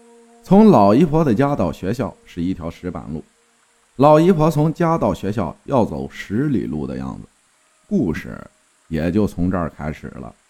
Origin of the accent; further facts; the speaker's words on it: Sichuan, China; 我是四川人，说一下关于我外婆家的故事吧。